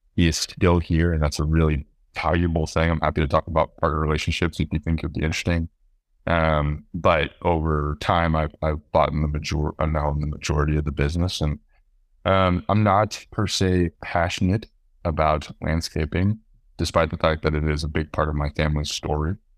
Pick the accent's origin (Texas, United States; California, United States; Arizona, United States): Texas, United States; Austin; I was born and raised in Austin